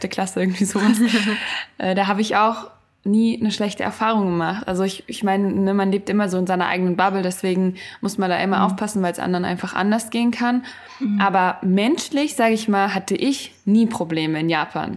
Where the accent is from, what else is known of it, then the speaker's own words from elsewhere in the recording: Germany; in Deutschland bin ich aber aufgewachsen